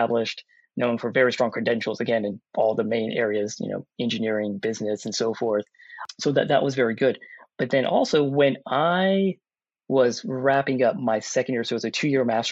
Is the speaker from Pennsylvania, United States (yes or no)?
no; Louisiana, United States; also born or lived in Austin, Texas; in the South, in Louisiana, which is where I was born and raised